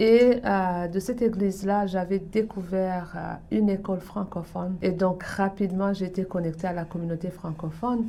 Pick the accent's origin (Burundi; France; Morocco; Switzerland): Burundi; moved away as an adult; also born or lived in Canada; now in Toronto, Canada; je viens du Burundi, en Afrique centrale. J'ai grandi et j'ai vécu là jusqu'à l'âge dans la vingtaine, quand j'ai quitté pour venir au Canada